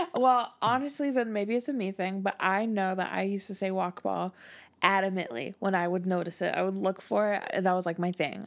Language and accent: English; United States; I'm American